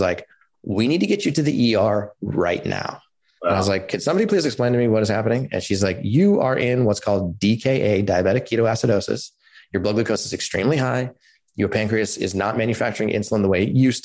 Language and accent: English; Palo Alto, California, United States; I grew up in Palo Alto in California